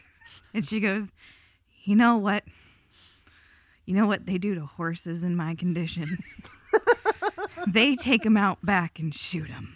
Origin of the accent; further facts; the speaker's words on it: United States; now in Germany; as American Christians